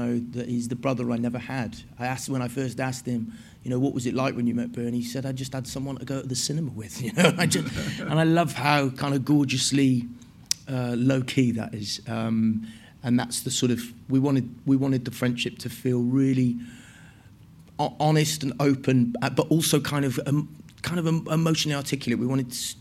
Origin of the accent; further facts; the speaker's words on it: Wales, United Kingdom; I was raised in Wales